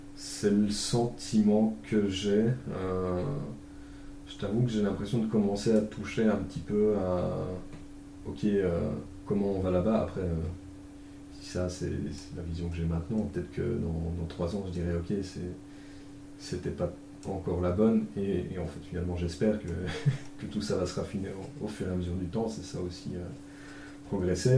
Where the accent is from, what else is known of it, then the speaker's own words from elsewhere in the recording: Belgium; accent: Belgian; pour ceux qui n'auraient pas encore chopé à l'accent, je suis belge